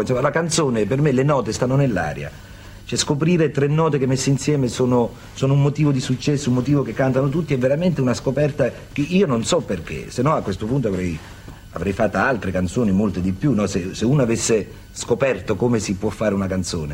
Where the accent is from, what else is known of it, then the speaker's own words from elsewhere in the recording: Polignano a Mare, Apulia, Italy; Io sono pugliese, pugliese proprio di sette generazioni mio nonno, mio bisnonno